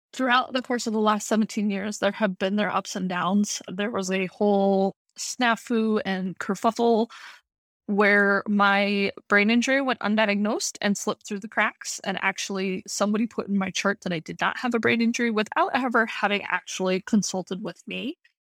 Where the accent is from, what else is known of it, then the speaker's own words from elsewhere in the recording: Montana, United States; moved away as an adult; now in Virginia, United States; I'm born and bred in Montana